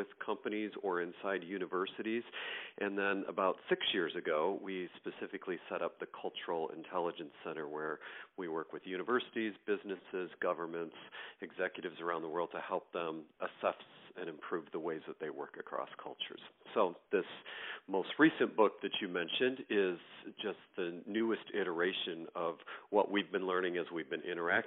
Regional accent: Greater New York area, United States; now in Michigan, United States; I'm originally from the East Coast, New York, Greater New York area, and currently live in the state of Michigan

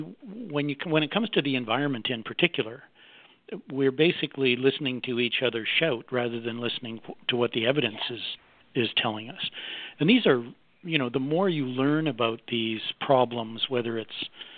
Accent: Canada; I'm a Canadian, and I owned a big public relations

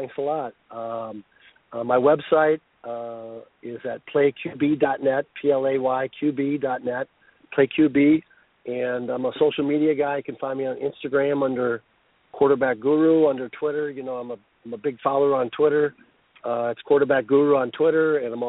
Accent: New England, United States; You know, I know I'm from the New England area.

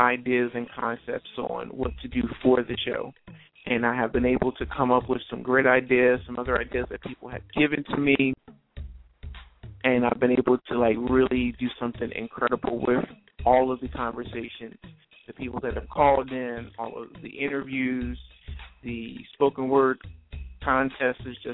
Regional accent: New Jersey, United States; The church that I grew up at in South Jersey

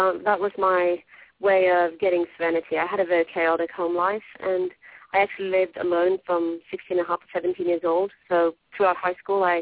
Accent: Norway; moved away as an adult; now in Philadelphia, United States; I'm from Norway, born and bred

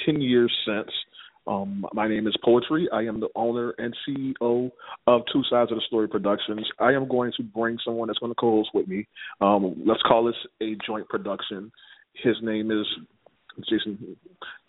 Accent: New Orleans, Louisiana, United States; moved away; being from New Orleans, because I was born and raised in New Orleans

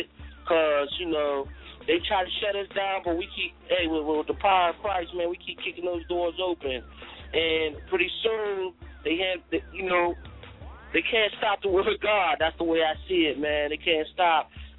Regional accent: Pittsburgh, Pennsylvania, United States; I'm from Pittsburgh, so Steel City.

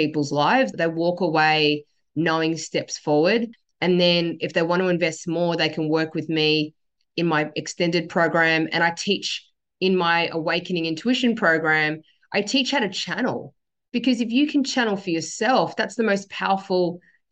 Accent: Sydney, New South Wales, Australia; I was born in Sydney. My dad migrated here in 1975. I was born in 1976

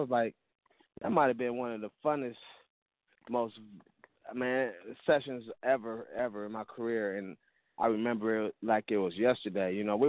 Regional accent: Toledo, Ohio, United States; I grew up, man. I grew up in Toledo, so, you know, before I moved, I started DJing while I was in Toledo

